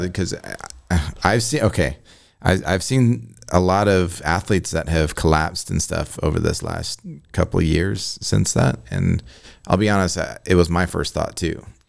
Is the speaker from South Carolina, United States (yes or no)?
no; Illinois, United States; I'm a nineties kid from Illinois